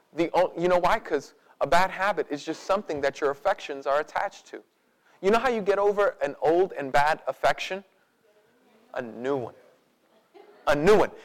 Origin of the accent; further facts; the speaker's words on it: United States; because we grew up in America, because we're picking ourselves up by our own bootstraps kind of people